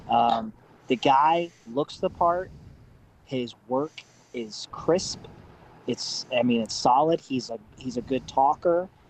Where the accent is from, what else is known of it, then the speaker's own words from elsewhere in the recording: Southeast Kansas, United States; moved away; I'm originally from Southeast Kansas.